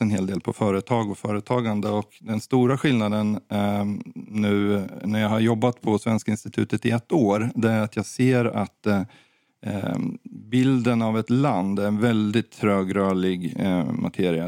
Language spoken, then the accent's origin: Swedish; Sweden